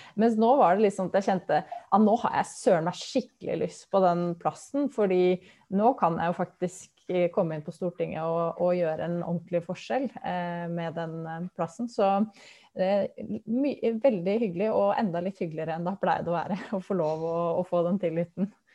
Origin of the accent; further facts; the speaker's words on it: Lillehammer, Innlandet, Norway; moved away as an adult; now in Vestfold, Norway; Jeg kommer fra Lillehammer